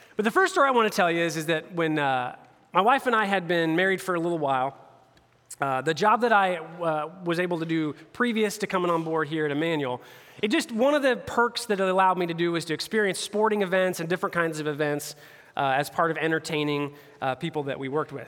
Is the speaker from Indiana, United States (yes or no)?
yes; Indianapolis area, United States; I'm a Pacers fan. I'm a homeboy. like all my hometown teams